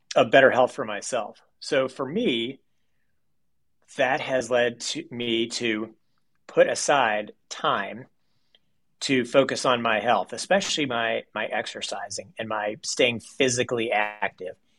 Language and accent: English; Owensboro, Kentucky, United States; I was born in Owensboro, Kentucky